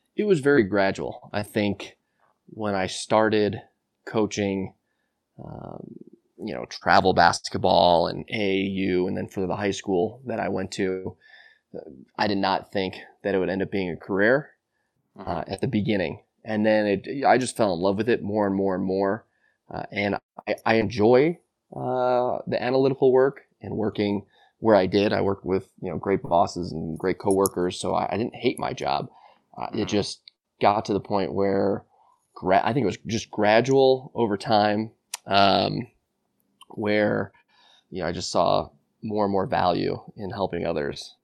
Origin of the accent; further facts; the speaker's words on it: Buffalo Grove, Illinois, United States; grew up uh, Buffalo Grove, Illinois, a northwest suburb of Chicago